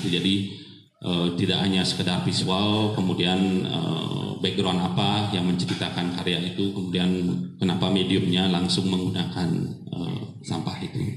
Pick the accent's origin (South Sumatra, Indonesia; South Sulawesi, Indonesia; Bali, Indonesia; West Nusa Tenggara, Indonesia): Bali, Indonesia; mereka sangat paham sekali uh, saya berasal dari Bali